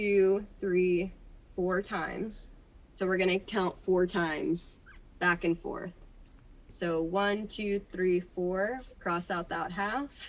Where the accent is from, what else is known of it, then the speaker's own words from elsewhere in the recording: California, United States; I am from California